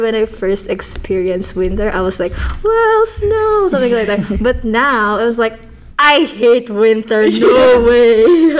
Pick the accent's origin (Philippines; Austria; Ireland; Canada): Philippines; moved away as an adult; I was born and raised in the Philippines, so I was just moved here like last 2019.